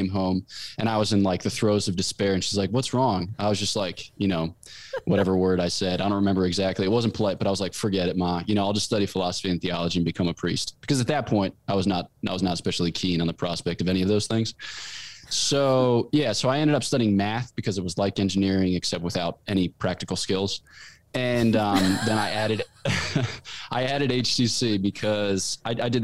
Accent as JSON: {"language": "English", "town": "Newtown", "region": "Pennsylvania", "country": "United States", "tie": "born or raised there", "moved": "as an adult", "lives_now": "Fribourg, Switzerland", "said": "I grew up in Newtown, Pennsylvania, which is in the great county of Bucks County."}